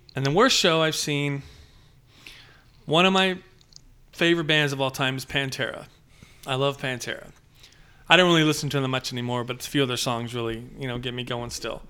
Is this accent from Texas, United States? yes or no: yes; Padre Island, South Texas, United States; I grew up in South Texas, Padre Island